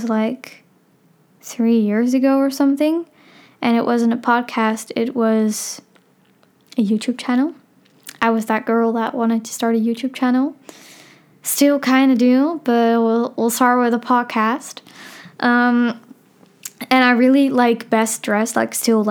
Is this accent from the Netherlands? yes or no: yes; Amsterdam, North Holland, Netherlands; I'm 15 years old. I'm from Amsterdam